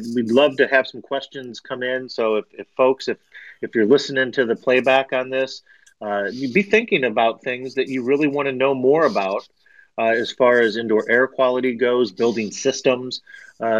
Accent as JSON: {"language": "English", "town": "Toledo", "region": "Ohio", "country": "United States", "tie": "born or raised there", "also_born_or_lived": "Florida", "moved": "yes", "said": "I grew up on the Great Lakes and mainly Lake Erie and up there in Northwest Ohio"}